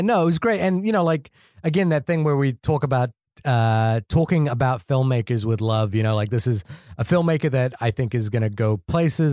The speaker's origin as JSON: {"language": "English", "country": "New Zealand", "tie": "born or raised there"}